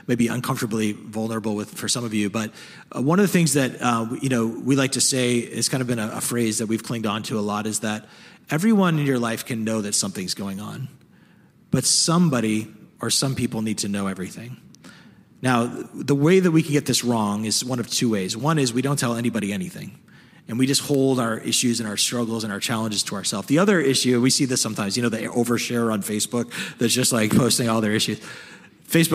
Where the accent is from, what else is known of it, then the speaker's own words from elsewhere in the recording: the North, Northern United States, United States; I know this as a Northerner